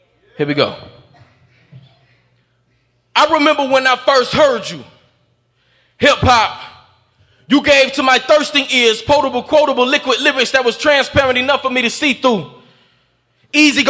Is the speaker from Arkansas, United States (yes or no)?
no; Atlanta, Georgia, United States; moved away; also born or lived in Greenville County, South Carolina; I'm from Atlanta, Georgia, man, by way of Greenville County